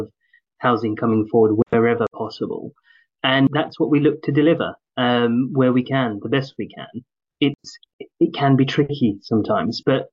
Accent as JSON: {"language": "English", "region": "London", "country": "United Kingdom", "tie": "born or raised there", "also_born_or_lived": "Newham / Essex", "moved": "yes", "said": "I grew up in Tower Hamlets, and then I moved to Newham, then I moved to Essex"}